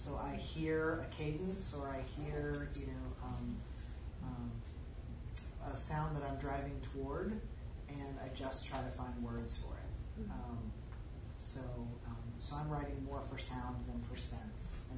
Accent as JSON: {"language": "English", "region": "the South", "country": "United States", "tie": "born or raised there", "said": "as a young queer kid growing up in the Pentecostal home in the South"}